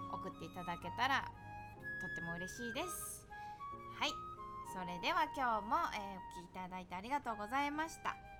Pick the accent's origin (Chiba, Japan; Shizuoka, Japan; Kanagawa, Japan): Chiba, Japan; now in New York, United States; 私千葉県出身なんで